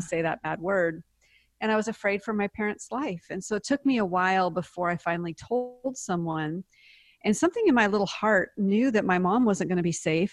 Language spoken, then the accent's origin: English; Seattle, Washington, United States; moved away as an adult; also born or lived in Palestine, Texas / Nice, France; now in Dallas, United States; I'm from the Pacific Northwest, Seattle.